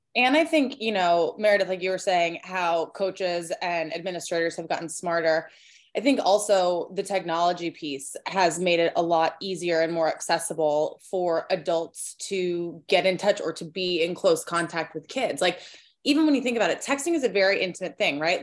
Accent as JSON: {"language": "English", "region": "Southern California", "country": "United States", "tie": "born or raised there", "also_born_or_lived": "North Carolina", "moved": "yes", "said": "I grew up in Southern California"}